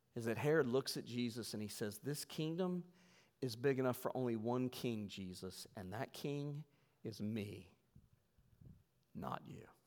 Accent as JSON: {"language": "English", "region": "West Virginia", "country": "United States", "said": "we're from West Virginia"}